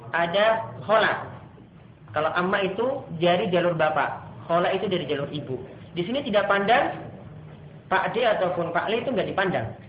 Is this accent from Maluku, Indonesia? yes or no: yes; Ambon, Maluku, Indonesia; Namun kalau di beberapa tempat seperti dari saya Ambon, ya, itu ada tuasikan di belakangnya